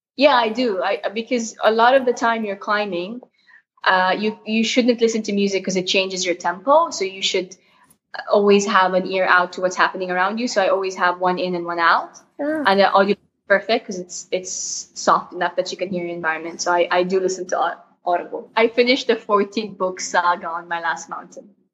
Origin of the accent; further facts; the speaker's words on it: Jeddah, Makkah Province, Saudi Arabia; I was born in Jeddah, uh, Saudi Arabia.